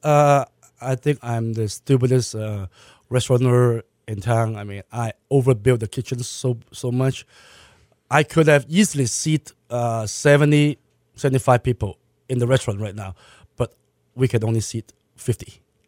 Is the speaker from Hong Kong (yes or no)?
yes; Hong Kong; also born or lived in Malaysia; now in Houston, United States; I was born in Malaysia. Uh, I was raised in Hong Kong.